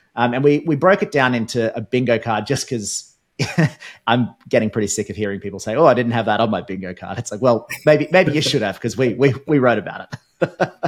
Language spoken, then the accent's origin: English; Australia